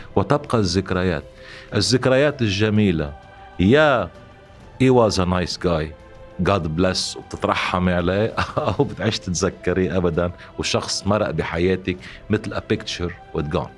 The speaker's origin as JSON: {"language": "Arabic", "country": "Lebanon", "said": "نحن كلبنانيين"}